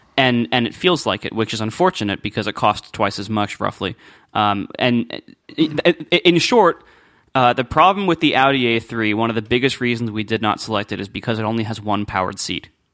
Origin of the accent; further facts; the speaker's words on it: Columbus, United States; I did all, like, car dealership stuff when I was growing up in Columbus.